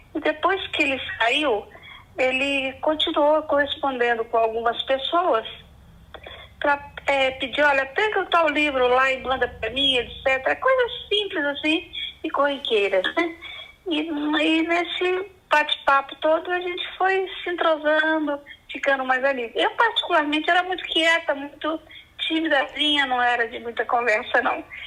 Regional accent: Recreio, Minas Gerais, Brazil; sou mineira de uma cidade chamada Recreio

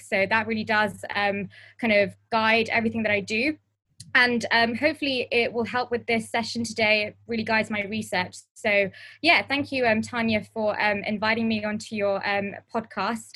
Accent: London, United Kingdom; I am born and bred in Harrow, um, and if some of you know Harrow, it's northwest London

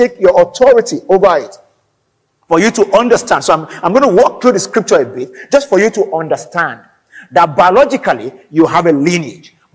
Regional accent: Nigeria; I'm an African, I'm Nigerian

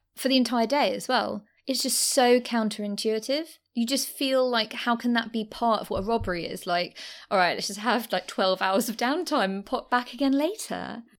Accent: London, United Kingdom; also born or lived in Deptford, London; I did used to live there, and I grew up in the Docklands.

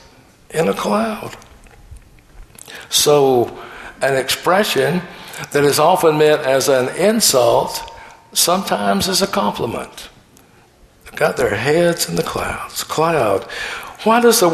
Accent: the South, United States; Growing up in the South

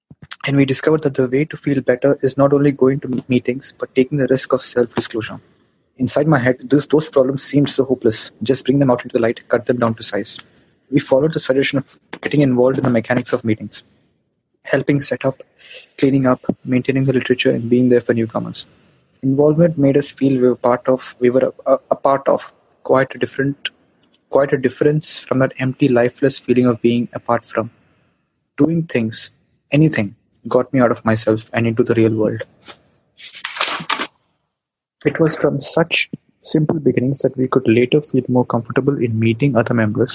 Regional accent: India; I'm from India.

